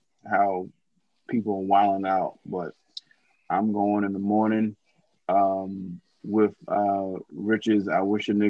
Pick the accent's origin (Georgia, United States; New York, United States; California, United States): New York, United States; New York City; Born and raised in New York City.